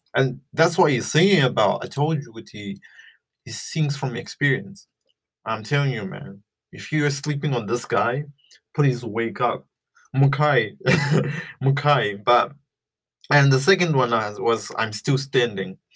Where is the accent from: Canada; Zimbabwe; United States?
Zimbabwe; I was brought up in Zimbabwe